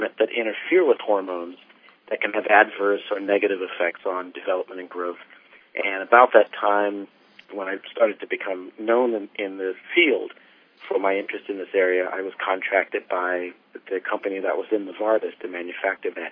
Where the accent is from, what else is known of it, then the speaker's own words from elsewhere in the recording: South Carolina, United States; moved away as an adult; also born or lived in Massachusetts; now in Berkeley, United States; I grew up in South Carolina